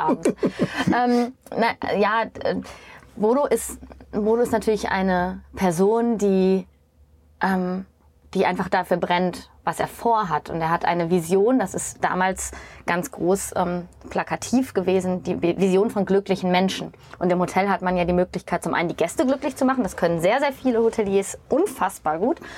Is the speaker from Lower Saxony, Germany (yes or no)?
yes; East Frisia, Lower Saxony, Germany; also born or lived in Essen / Norderney / Düsseldorf; ich als Ostfriesin